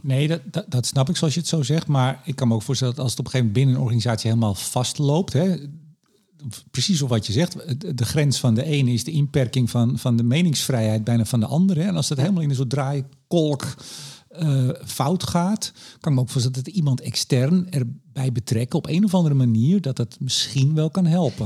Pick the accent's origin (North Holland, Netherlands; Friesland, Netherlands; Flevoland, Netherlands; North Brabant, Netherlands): North Holland, Netherlands; Amsterdam; ik kom uit Amsterdam. Amsterdamse humor